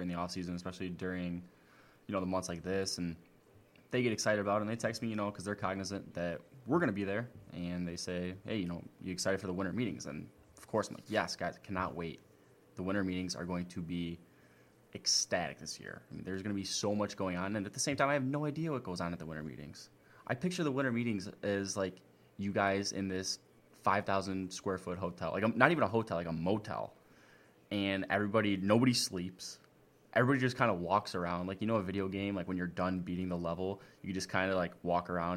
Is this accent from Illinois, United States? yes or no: yes; Chicago, Illinois, United States; growing up in Chicago and kind of having those Chicago White Sox ties